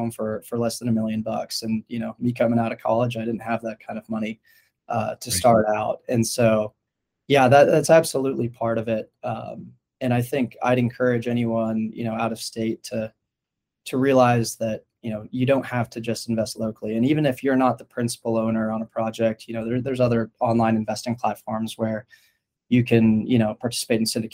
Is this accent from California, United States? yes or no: yes; Palo Alto, California, United States; I grew up in Palo Alto, which is kind of the heart of the Silicon Valley